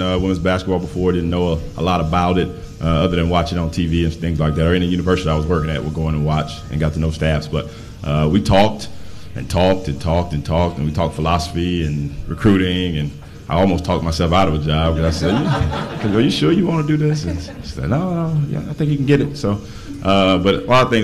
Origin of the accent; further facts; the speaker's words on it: Atlanta, Georgia, United States; also born or lived in Tennessee / England / China; now in Champaign, United States; I'm from Atlanta, Georgia